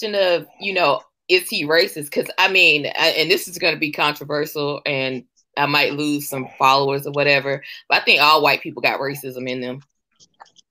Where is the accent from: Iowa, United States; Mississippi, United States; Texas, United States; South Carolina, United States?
South Carolina, United States; Bennettsville; I grew up in Bennettsville, South Carolina, super small town